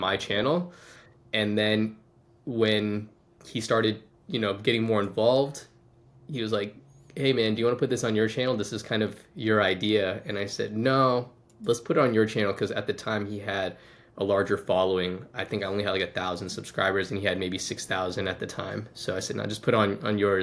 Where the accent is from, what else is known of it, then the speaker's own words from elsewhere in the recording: Washington, District of Columbia, United States; moved away as an adult; now in Tulsa, United States; I'm originally from Washington, D.C.